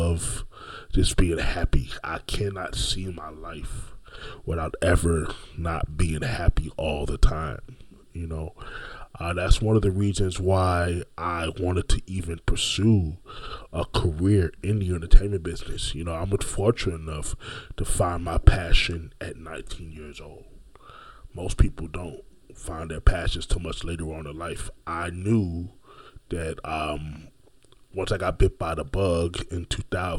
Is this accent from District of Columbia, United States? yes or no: no; Orlando, Florida, United States; also born or lived in Brooklyn, New York; I am originally from Brooklyn, New York, but have been raised my entire life, pretty much, after the age of 7, in the city beautiful Orlando, Florida.